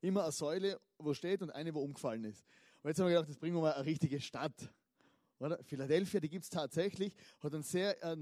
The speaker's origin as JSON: {"language": "German", "region": "Styria", "country": "Austria", "said": "Oder ich komme aus der Südsteiermark, ist auch ein berühmtes Weinanbaugebiet."}